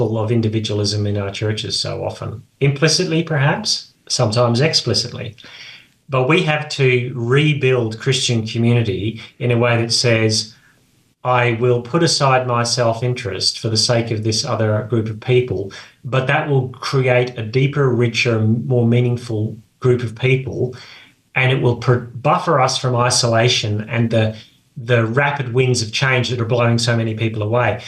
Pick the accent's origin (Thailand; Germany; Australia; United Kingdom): Australia; I grew up in Australia